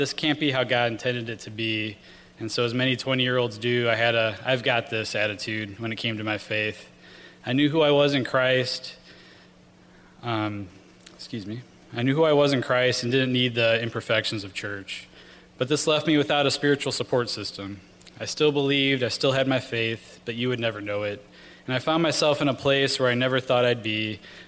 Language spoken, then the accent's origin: English; Rockford, Illinois, United States; I grew up in Rockford, Illinois